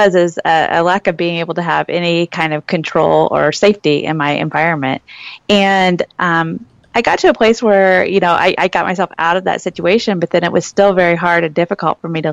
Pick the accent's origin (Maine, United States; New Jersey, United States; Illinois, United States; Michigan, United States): Illinois, United States; moved away as an adult; now in Phoenix, United States; I'm originally from Illinois, so the Midwest.